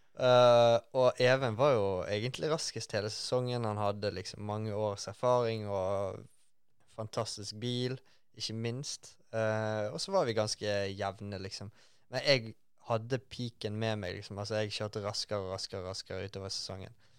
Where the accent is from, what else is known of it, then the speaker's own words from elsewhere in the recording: Bergen, Vestland, Norway; jeg er fra Bergen.